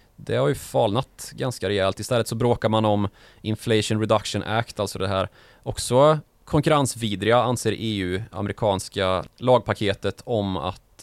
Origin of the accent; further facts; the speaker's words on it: Karlstad, Värmland, Sweden; Min hemstad Karlstad